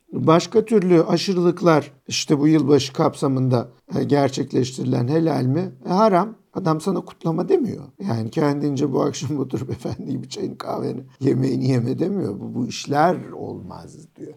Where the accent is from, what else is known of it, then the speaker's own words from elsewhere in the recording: Turkey; moved away; also born or lived in Austria; ben bir Türk'üm, Müslümanım